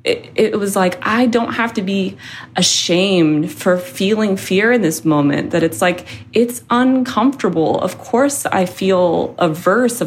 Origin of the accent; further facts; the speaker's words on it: Seattle, Washington, United States; moved away; I'm from Seattle